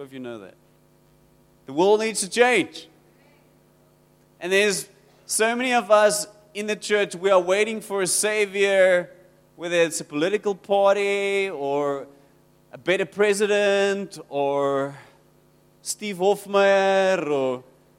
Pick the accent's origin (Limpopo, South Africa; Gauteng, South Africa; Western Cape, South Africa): Western Cape, South Africa; Rawsonville; I come from Rawsonville. It's close to Worcester.